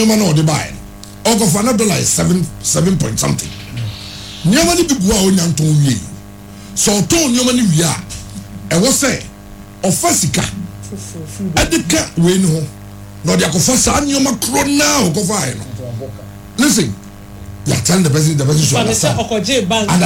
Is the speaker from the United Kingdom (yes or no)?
no; Ghana; I'll think as a Ghanaian